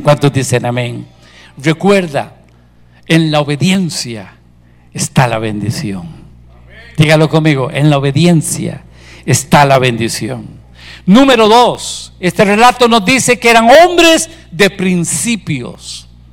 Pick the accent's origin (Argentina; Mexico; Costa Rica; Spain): Costa Rica; Nosotros somos chiquillos chineados del Señor aquí en Costa Rica